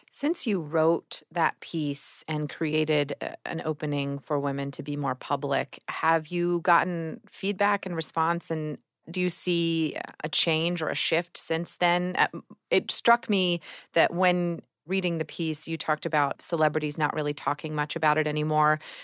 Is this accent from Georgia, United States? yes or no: yes; Georgia, United States; I'm from Georgia